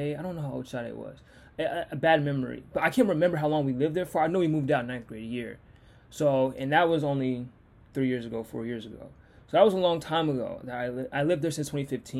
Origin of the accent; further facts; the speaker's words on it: Seattle, Washington, United States; also born or lived in Renton; I grew up in Laurentian, but I was raised and I lived in Seattle